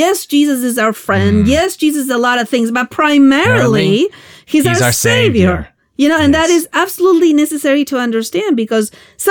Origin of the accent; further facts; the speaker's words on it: Argentina; moved away; I'm from Argentina